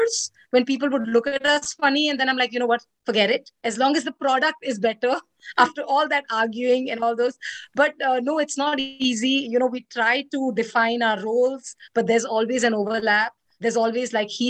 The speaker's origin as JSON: {"language": "English", "country": "India", "said": "I'm Indian"}